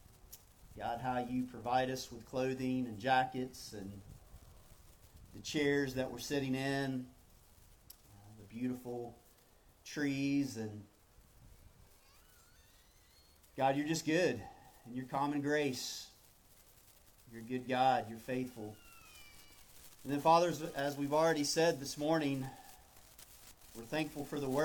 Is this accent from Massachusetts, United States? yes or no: no; North Carolina, United States; moved away as an adult; now in South Florida, United States; my hometown there in North Carolina